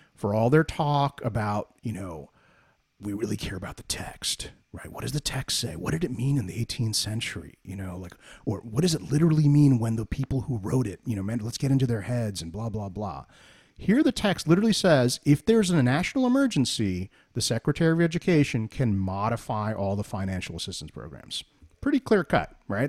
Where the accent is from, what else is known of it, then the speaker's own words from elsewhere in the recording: New Jersey, United States; we're both from Jersey